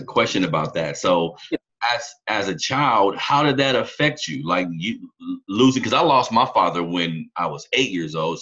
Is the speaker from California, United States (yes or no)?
yes; Sacramento, California, United States; I grew up in California, Sacramento, California